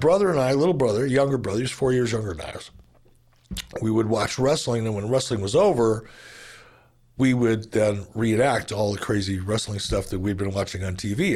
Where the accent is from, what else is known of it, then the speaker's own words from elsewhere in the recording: Detroit, Michigan, United States; I grew up in Detroit